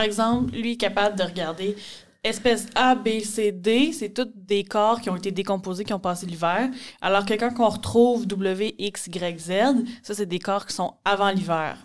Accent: Mauricie, Quebec, Canada; je viens de la Mauricie

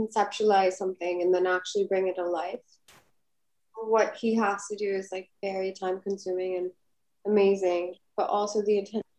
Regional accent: Bahrain; also born or lived in United States; I honestly know that we grew up in Bahrain and we have this like Middle East thing.

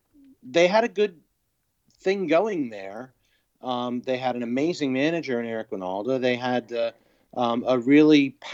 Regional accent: New York, United States; also born or lived in Memphis, Tennessee; I grew up in New York and Memphis, Tennessee

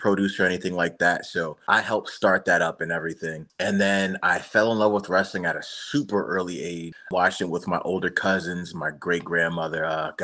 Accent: Bridgeport, Connecticut, United States; I grew up in a place called Bridgeport, Connecticut. It's my hometown

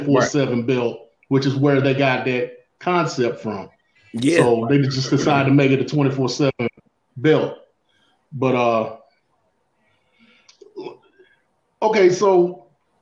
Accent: North Carolina, United States; I grew up in North Carolina. I'm a Mid-Atlantic guy.

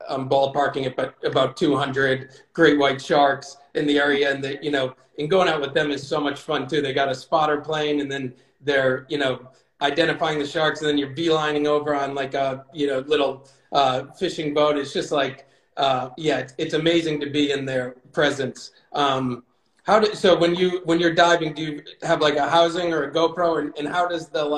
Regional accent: New England, United States; we grew up in New England

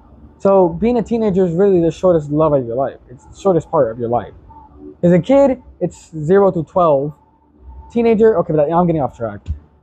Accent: United States; We as the American people

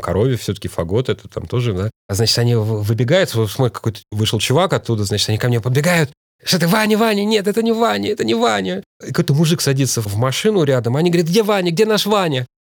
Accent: Moscow, Russia; Хотя сам я родился в Кузьминках, я родился вообще на таких индустриальных окраинах города.

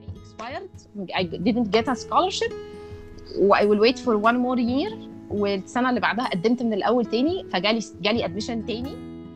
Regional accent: Egypt; moved away as an adult

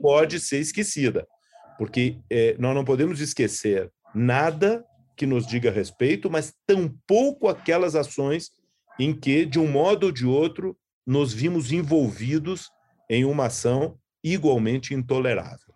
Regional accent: Brazil; nós que somos brasileiros, judeus

